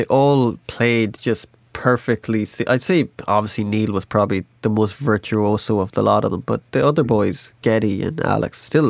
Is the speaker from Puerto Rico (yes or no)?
no; Enniscrone, Connacht, Ireland; I'm from Sligo